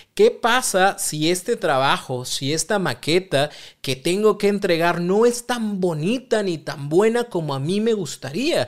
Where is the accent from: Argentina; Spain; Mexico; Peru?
Mexico; Los mexicanos somos buenísimos